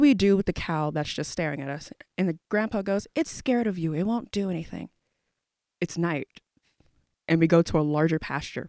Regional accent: Houston, Texas, United States; I'm from Houston, Texas

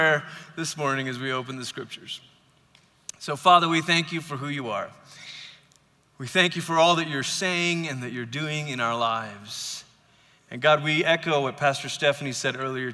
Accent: Malaysia; now in United States; I grew up in Malaysia. I've lived in America now for 23 years

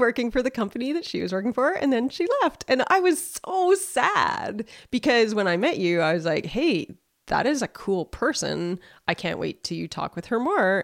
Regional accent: Saskatoon, Saskatchewan, Canada; moved away as an adult; I grew up here around Saskatoon

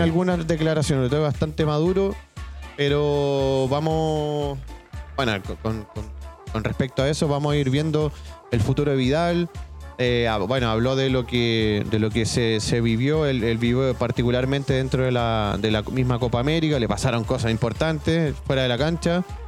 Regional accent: Chile; Acá en Chile

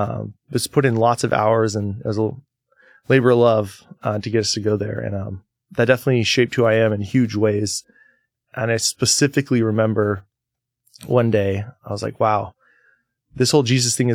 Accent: Napa, Oregon, United States; so I grew up about 14 miles east of Astoria in a town with one blinking yellow light called Napa. Not Napa, California, Napa, Oregon.

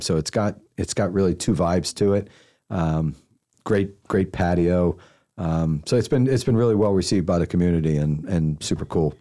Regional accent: Pennsylvania side of Philadelphia, United States; moved away as an adult; also born or lived in Washington, D.C. / New Jersey / Dallas / San Francisco; now in Charlotte, United States; I was born in D C and I spent, uh, nine years on the Jersey side of, of Philadelphia and nine years on the Pennsylvania side of Philadelphia

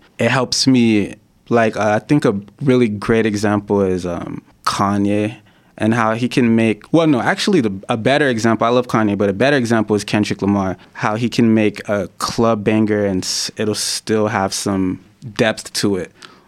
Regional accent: Haiti; My parents are, I'm originally from Haiti. My parents are Haitian, they're Christian.

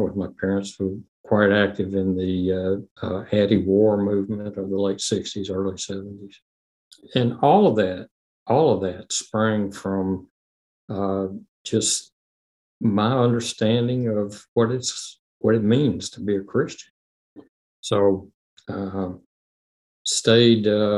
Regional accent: Memphis, Tennessee, United States; I was born in Memphis

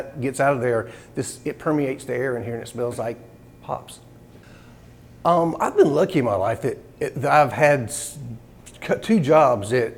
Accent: Morehead City, North Carolina, United States; I grew up in Moorhead. So I've lived here my entire life.

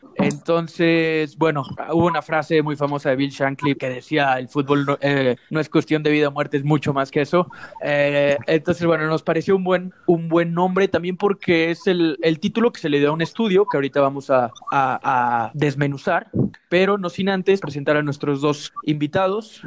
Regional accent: Mexico; somos mexicanos

